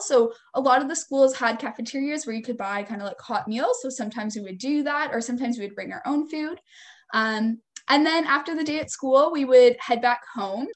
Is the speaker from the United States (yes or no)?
no; a little town just north of Toronto, near Aurora, Ontario, Canada; also born or lived in Kingston, Ontario; I'm from a little town um, just north of Toronto, um, kind of close to where Aurora is